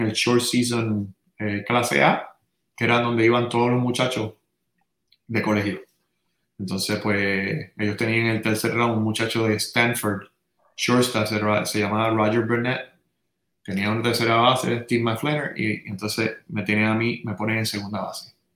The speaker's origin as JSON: {"language": "Spanish", "town": "San Juan", "country": "Puerto Rico", "tie": "born or raised there", "also_born_or_lived": "Santurce"}